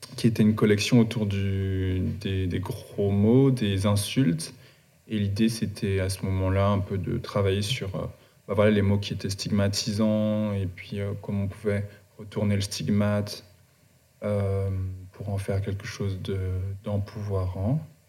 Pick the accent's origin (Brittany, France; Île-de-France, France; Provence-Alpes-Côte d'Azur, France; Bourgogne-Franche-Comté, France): Île-de-France, France; Paris suburbs; also born or lived in Guadeloupe; je suis né en Guadeloupe. Euh, j'ai J'y grandi jusqu'à mes 8 ans. Ensuite, j'ai déménagé avec ma famille en banlieue parisienne